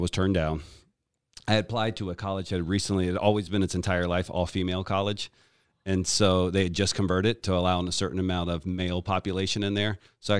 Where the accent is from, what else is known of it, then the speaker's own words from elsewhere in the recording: Richmond, Virginia, United States; So I was born in Richmond, Virginia.